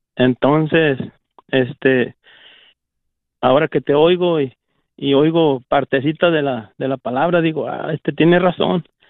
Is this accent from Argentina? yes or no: no; Nayarit, Mexico; now in Waukesha, United States; radico aquí en Wisconsin, en Waukesha, Wisconsin, pero soy del estado de Nayarit